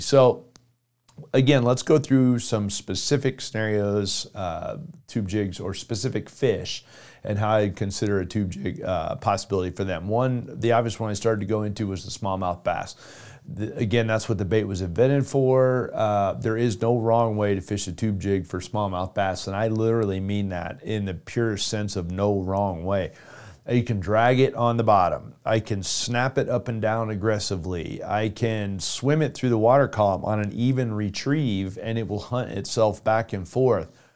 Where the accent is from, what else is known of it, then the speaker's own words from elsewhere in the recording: South Florida, United States; I grew up in South Florida